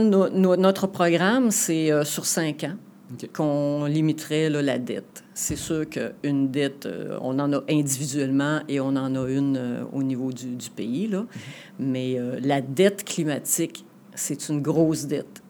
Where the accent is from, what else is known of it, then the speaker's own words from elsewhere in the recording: Saguenay, Quebec, Canada; Donc ici dans la région, moi je suis une Saguenéenne convaincue